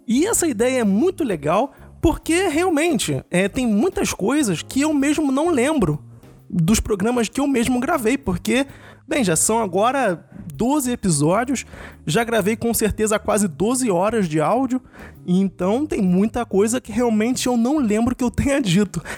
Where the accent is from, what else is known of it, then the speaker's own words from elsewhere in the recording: Rio de Janeiro, Brazil; moved away; Eu sou do Rio